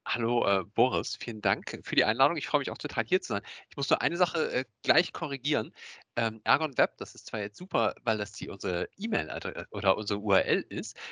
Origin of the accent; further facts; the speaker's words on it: Hamburg, Germany; ich komme aus Hamburg, bin 43 Jahre